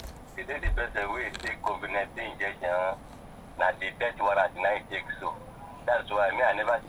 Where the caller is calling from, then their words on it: Ikeja, Lagos, Nigeria; I'm calling from Ikeja.